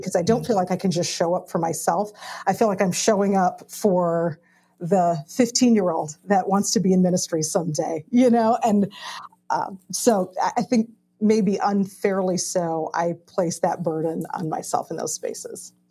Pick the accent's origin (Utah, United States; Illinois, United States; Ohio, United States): Illinois, United States; Chicago; I grew up in Chicago